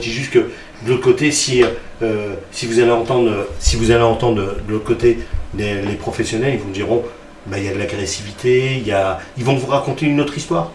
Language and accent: French; Sarcelles, Île-de-France, France; also born or lived in Garges-lès-Gonesse / Paris; Moi je suis né à Sarcelles. Mm. mes parents sont d'origine marocaine, ok, c'est un fait, mm. mais concrètement, si on, parle factuel, mm, mm. je suis né à Sarcelles